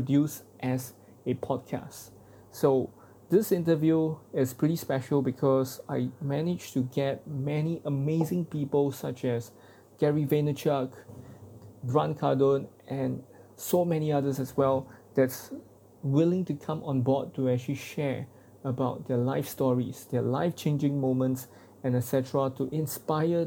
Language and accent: English; Singapore; as a Singaporean man